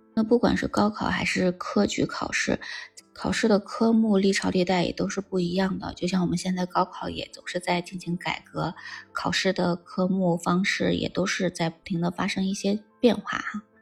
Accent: China; 咱们中国

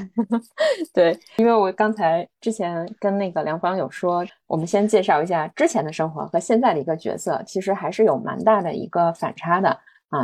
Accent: Beijing, China; moved away as an adult; also born or lived in Shanghai / Shenzhen; now in Chengdu, China; 而且作为一个北京土著，我已经移居到成都两年半了，所以我们两个其实都是一

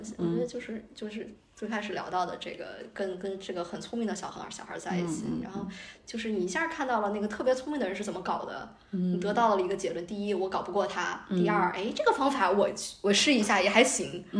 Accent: China; 对于中国来讲，我们中国人自行车是我们基因里的东西

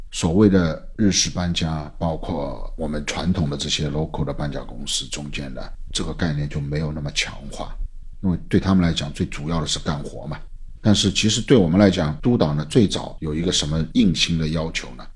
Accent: Shanghai, China; 我们上海人

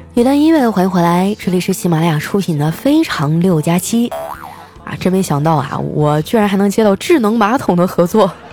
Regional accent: Qitaihe, Heilongjiang, China; now in Shanghai, China; 我老家的房子也不贵，我老家是七台河嘛，好像我走那年大概是两千多块钱一平，一百平米的房子也就二十多，二十多万

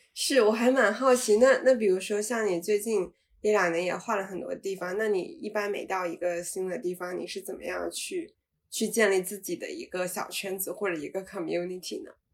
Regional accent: Shenzhen, Guangdong, China; moved away as an adult; also born or lived in United States / North Carolina; now in Dali, China; 我是在深圳长大

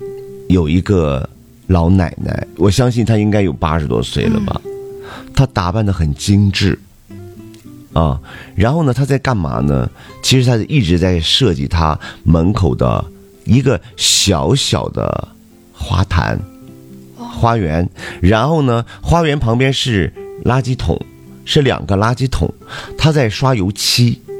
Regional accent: Dalian, Liaoning, China; 呃，我作为咱们大连人，作为东道主吧，呃，也是做了一场压轴的大秀。

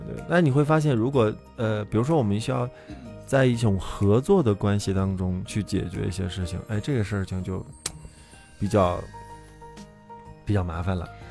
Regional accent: Yunnan, China; 我们云南人就是 泡杯咖啡那很悠闲的状态

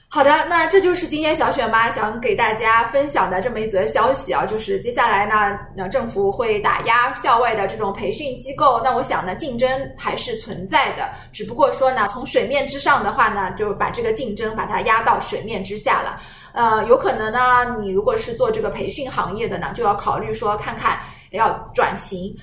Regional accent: China; 我们中国人

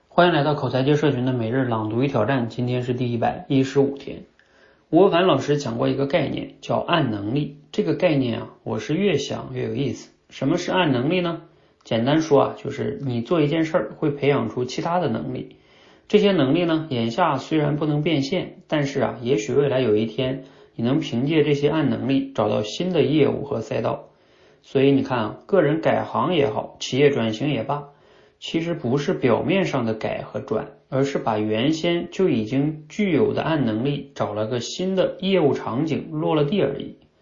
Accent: China; 我们中国人一直学的是哑巴英语

